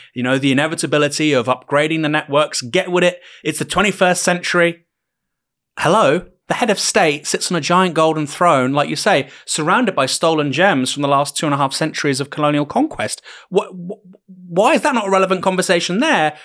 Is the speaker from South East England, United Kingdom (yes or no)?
no; Bournemouth, South West England, United Kingdom; I was from Bournemouth